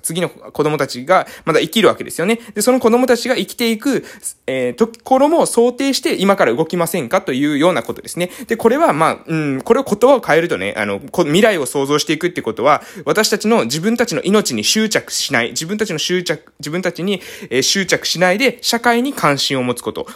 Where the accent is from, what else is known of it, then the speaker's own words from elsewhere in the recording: Japan; 私の地元ですね、えー、島の活性化